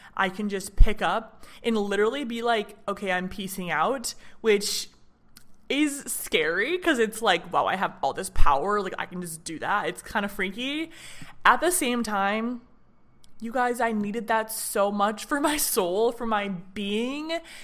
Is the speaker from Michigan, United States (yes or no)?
yes; Michigan, United States; moved away as an adult; now in Nashville, United States; I'm from Michigan